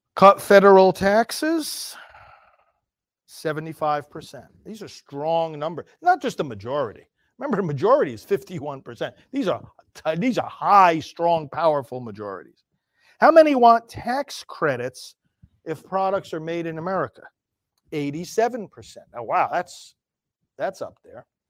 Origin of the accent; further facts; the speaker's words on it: United States; I'm an American citizen